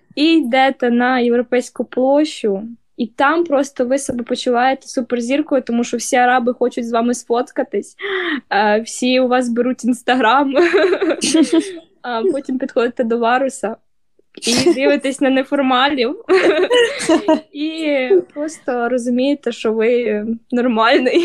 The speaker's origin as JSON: {"language": "Ukrainian", "town": "Dnipro", "region": "Dnipropetrovsk Oblast", "country": "Ukraine", "said": "ми з Дніпра"}